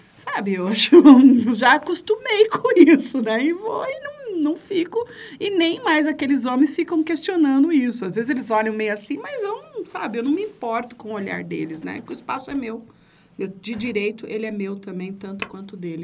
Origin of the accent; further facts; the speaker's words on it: Carapicuíba, São Paulo, Brazil; also born or lived in Santo André; Eu nasci em Santo André, berço do movimento sindical, mas nem sabia que era isso. Meu pai era metalúrgico, né? Mas. É é, a gente, depois, de, é, com oito anos, eu fui para Carapicuíba morar na Coab